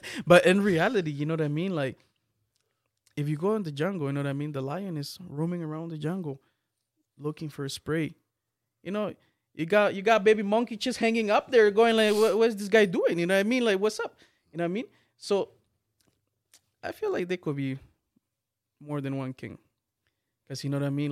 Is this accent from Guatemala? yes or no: yes; Guatemala; I'm from Guatemala.